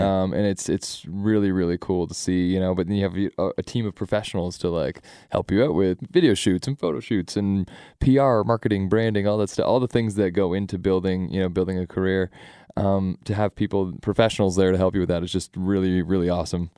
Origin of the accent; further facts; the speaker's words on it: Sarnia, Ontario, Canada; also born or lived in London, Ontario; I'm from Sarnia